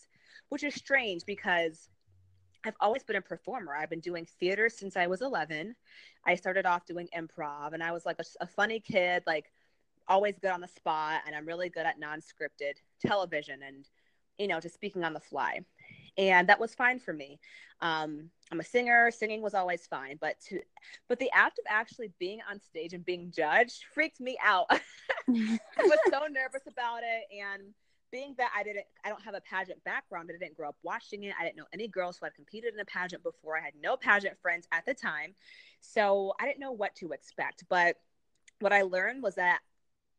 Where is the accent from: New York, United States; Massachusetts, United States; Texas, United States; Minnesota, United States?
Massachusetts, United States; New England; moved away as an adult; now in DMV (Washington, D.C. area), United States; I was had moved to the DMV from Massachusetts. I'm from New England originally